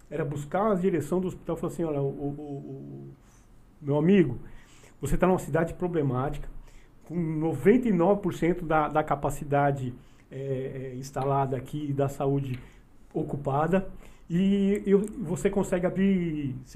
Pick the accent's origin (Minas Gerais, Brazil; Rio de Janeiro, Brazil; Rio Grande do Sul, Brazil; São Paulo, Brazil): São Paulo, Brazil; Mauá; nós somos do Zaira, né? Uhum. Conhecemos bem o Zaira